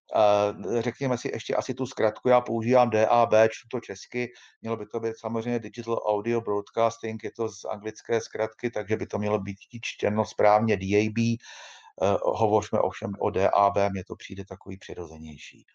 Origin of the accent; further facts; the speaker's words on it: Czechia; U nás v Čechách